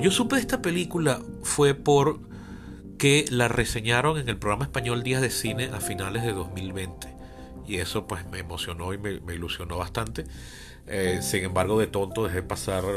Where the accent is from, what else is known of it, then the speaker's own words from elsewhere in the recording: Venezuela; mi país